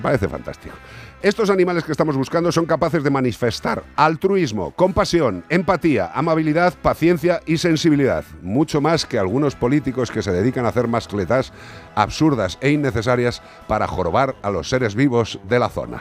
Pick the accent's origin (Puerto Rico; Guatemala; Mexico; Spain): Spain; Galicia; la población gallega, para mi tierra y para mis paisanos